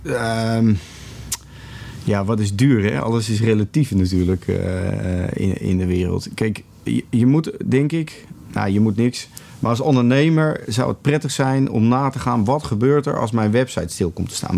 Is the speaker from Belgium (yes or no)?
no; Netherlands; jij en ik eh, als Nederlanders